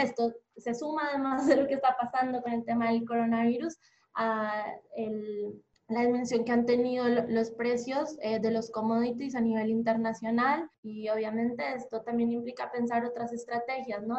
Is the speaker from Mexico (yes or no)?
no; Bogotá, Colombia; moved away as an adult; now in Buenos Aires, Argentina; soy colombiana de Bogotá. Creo que en el acento se nota.